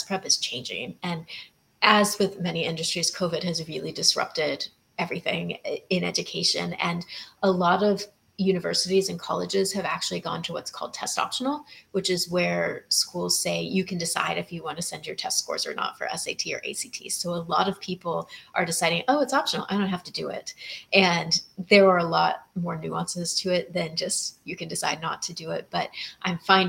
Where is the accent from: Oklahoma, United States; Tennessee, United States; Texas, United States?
Texas, United States; moved away as an adult; now in Maui, United States; I am from Texas.